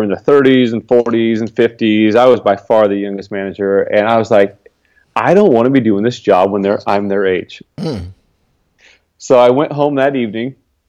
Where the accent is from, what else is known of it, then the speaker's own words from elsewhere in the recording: Northern California, United States; also born or lived in Dallas, Oregon; I was born in Dallas, Oregon, right next to Salem. It's a small town. My folks moved down here to Northern California when I was young. I pretty much grew up here, went to high school here, went to college up the road at CSU Stanislaus